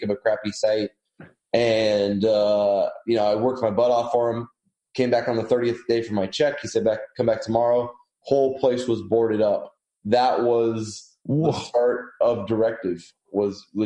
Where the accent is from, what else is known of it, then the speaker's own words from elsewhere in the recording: California, United States; moved away as an adult; now in Austin, United States; I'm from California originally.